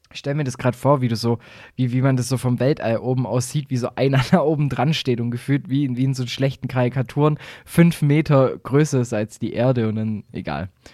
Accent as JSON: {"language": "German", "region": "Baden-Württemberg", "country": "Germany"}